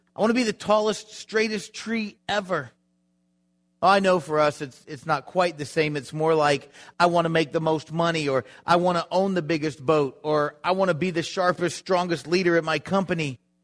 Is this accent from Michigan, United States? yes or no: no; Florida, United States; I grew up in Florida